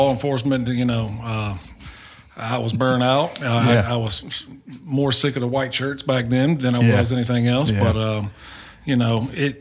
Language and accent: English; Hopewell, Virginia, United States; come home and work for a department inside my hometown